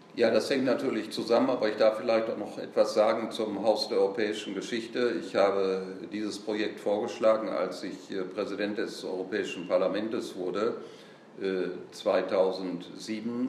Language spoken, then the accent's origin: German; Bersenbrück, Lower Saxony, Germany; moved away; Natürlich bin ich sehr gerne in Bersenbrück, wo ich geboren bin und auch die Ehre habe, Ehrenbürger zu sein